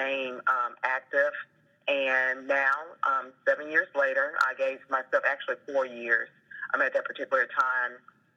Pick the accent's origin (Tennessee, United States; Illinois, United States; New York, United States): Tennessee, United States; Memphis; moved away; I'm originally from Memphis, Tennessee